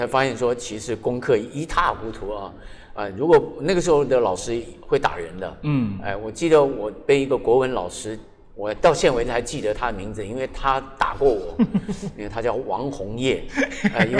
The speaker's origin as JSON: {"language": "Chinese", "region": "Taipei", "country": "Taiwan", "tie": "born or raised there", "also_born_or_lived": "Qijin, Kaohsiung (birthplace) / Fengshan, Kaohsiung", "said": "然后三年级又回到台北来，"}